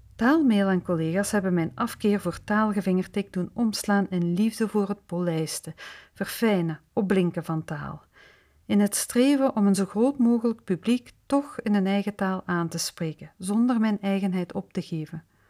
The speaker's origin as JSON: {"language": "Dutch", "region": "Flanders", "country": "Belgium", "accent": "tussentaal (Flemish intermediate Dutch)", "first_language": "Dutch (Flemish tussentaal)", "said": "mijn moedertaal eigenlijk de variant die tegenwoordig tussentaal wordt genoemd"}